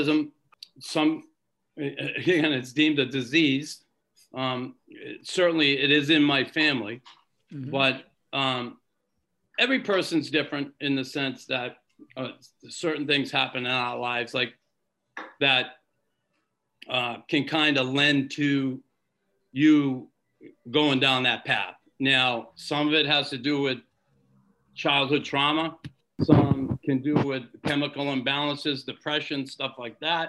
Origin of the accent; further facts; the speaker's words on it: Boston, Massachusetts, United States; I grew up in Boston.